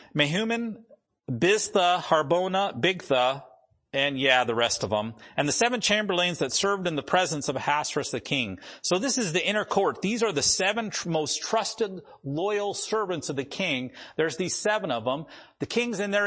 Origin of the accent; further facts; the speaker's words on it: the Dakotas, United States; moved away; I grew up in the Dakotas